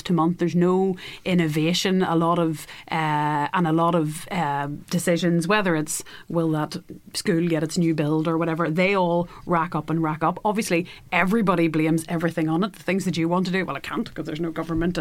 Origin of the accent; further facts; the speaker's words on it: Northern Ireland, United Kingdom; I'm Irish. I'm an Irish nationalist